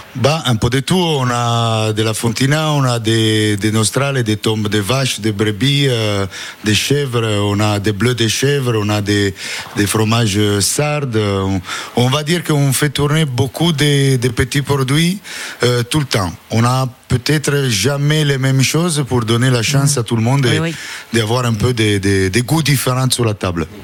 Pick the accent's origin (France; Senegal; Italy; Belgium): Italy; French is a second language; moved away; je suis italien